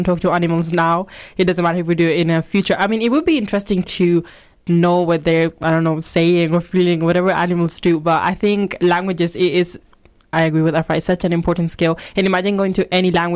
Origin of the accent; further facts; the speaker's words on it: Spain; now in United Kingdom; I've grew up there